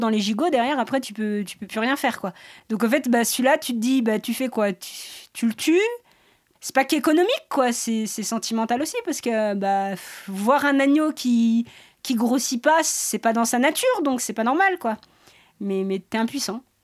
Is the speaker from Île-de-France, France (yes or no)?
no; Sixt-Fer-à-Cheval, Auvergne-Rhône-Alpes, France; je suis de Sixte. Alors, euh, Sixte Père à Cheval